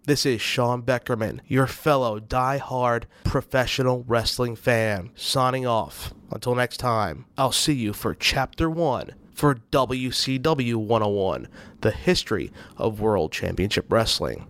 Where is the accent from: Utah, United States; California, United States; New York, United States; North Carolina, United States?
New York, United States; I grew up in New York